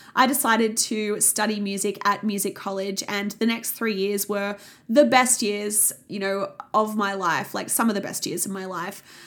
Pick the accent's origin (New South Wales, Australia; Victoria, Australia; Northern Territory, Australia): New South Wales, Australia; Sydney; I grew up in the Sutherland Shire in Sydney